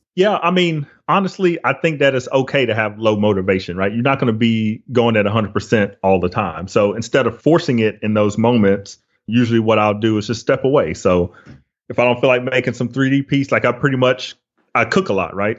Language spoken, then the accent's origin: English; Flowery Branch, Georgia, United States; also born or lived in Los Angeles; I grew up in Hall County, so in Flowery Branch, Gainesville area.